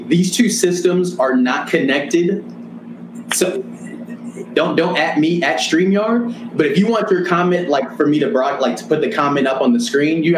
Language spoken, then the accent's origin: English; Santa Ana, California, United States; I'm from Santa Ana, California. Best city in the world.